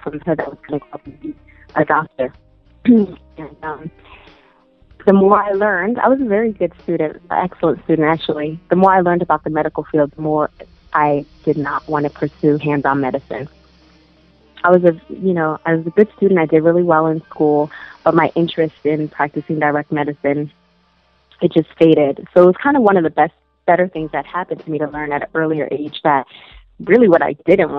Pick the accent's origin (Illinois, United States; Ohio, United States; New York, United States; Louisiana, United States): New York, United States; New York City; moved away; also born or lived in Miami, Florida; I am originally from Queens, New York, Far Rockaway, Queens to be exact. And from there I moved to Miami, Florida